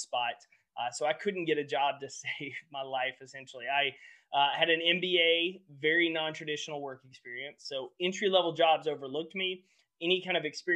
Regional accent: about 2 hours east of Dallas, Texas, United States; I grew up in Texas. I grew up about 2 hours east of Dallas

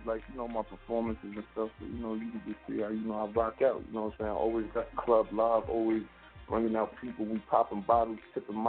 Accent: New Jersey, United States; I'm from Jersey.

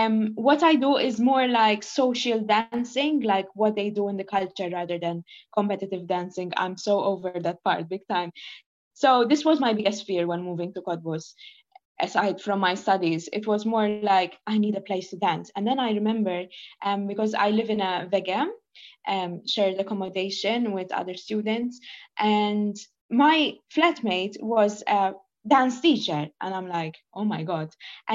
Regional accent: Malta; English is a second language; you know, I'm from Malta.

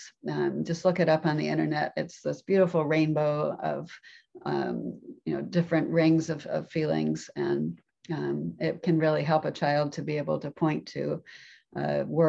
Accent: Florida, United States; moved away as an adult; also born or lived in Japan; growing up in Florida

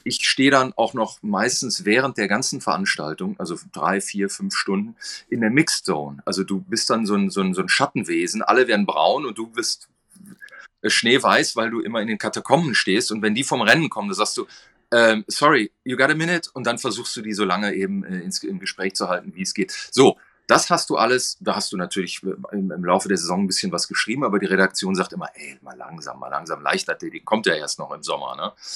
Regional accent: North Rhine-Westphalia, Germany; Ich bin in Westfalen äh, aufgewachsen

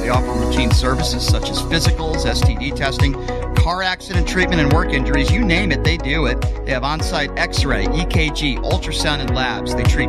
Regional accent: East Coast, United States; I'm from the East Coast. I have family in New York.

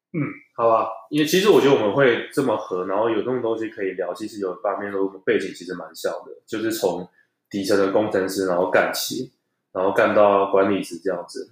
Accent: Taichung, Taiwan; moved away as an adult; also born or lived in Taipei; 因为台中人，然后到台北工作到那个一个物流商

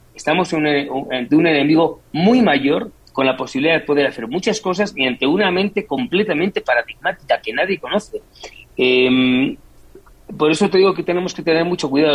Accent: Madrid, Community of Madrid, Spain; yo soy madrileño

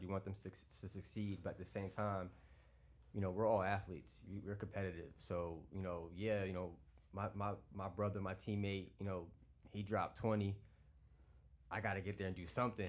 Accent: Long Island, New York, United States; moved away as an adult; now in Charlotte, United States; I'm originally from New York, based here in Long Island.

